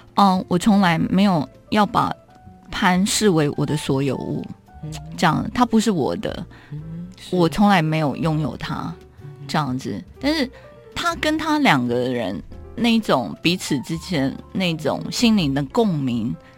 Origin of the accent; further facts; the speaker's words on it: Keelung, Taiwan; 我是基隆人，海洋对我来讲有一个， 呃，很大的影响